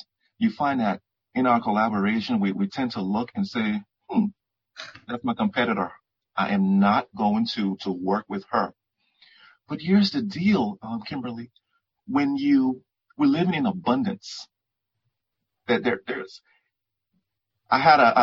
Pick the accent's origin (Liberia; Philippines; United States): Liberia; moved away; I was born in West Africa, Liberia